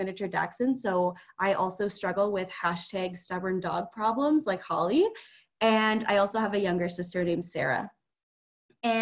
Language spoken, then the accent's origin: English; Ottawa, Ontario, Canada; also born or lived in Newmarket, Ontario; now in Alberta, Canada; I was born in Newmarket, Ontario, which is just north of Toronto. But I grew up in Ottawa, Ontario